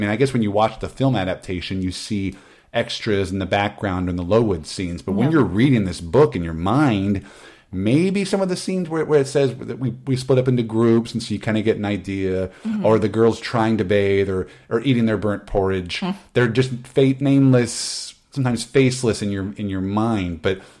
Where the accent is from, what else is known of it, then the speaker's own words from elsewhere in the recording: Midwest, United States; I was always having to move around. I'm from the Midwest. I got it from my dad.